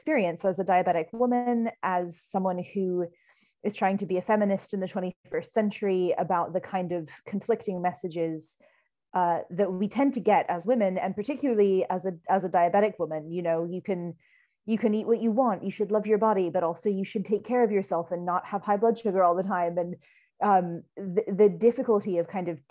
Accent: United States; moved away as an adult; now in United Kingdom; So I was born in America, but my mother is English, and I've lived here for 11 years now.

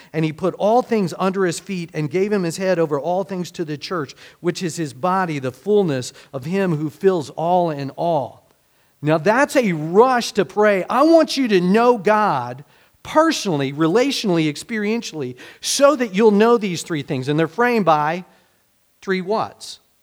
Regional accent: United States; being American

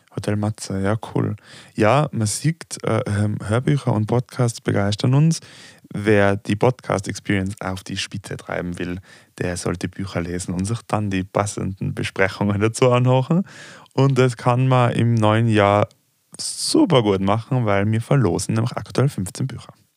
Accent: Austria; ich komme aus Österreich

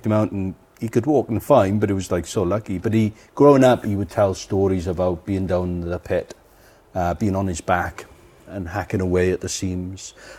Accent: Aberdare, Wales, United Kingdom; now in New Zealand; I was born in a place called Aberdare, which is 20 miles north of Cardiff

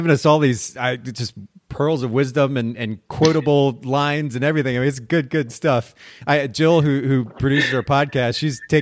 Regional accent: Japan; I grew up in Japan. I spent about 10 years of my life there.

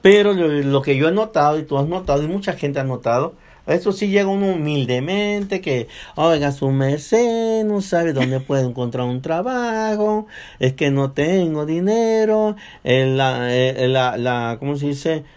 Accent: Mexico; now in United States; somos los mexicanos que venimos o latinos que venimos aquí

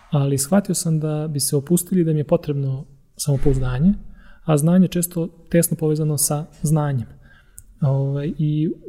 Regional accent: Topola, Šumadija, Serbia; pošto sam ja rodom iz Topole, ove oplenačke

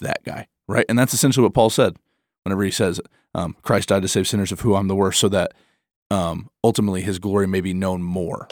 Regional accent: Michigan, United States; I'm a Midwestern. I'm from Michigan

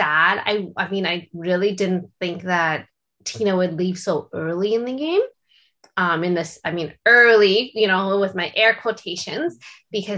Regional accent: Canada; Being Canadian, I do know what this scene is like in Canada

